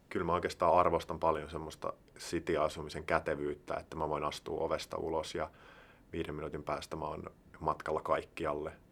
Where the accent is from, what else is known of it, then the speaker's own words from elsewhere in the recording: Heinola, Päijänne Tavastia, Finland; now in Helsinki, Finland; Mä oon siis Heinolasta, joka on tämmönen, siihen aikaan oli ehkä yhdeksäntoistatuhannen, kahdenkymmenen tuhannen ihmisen kaupunki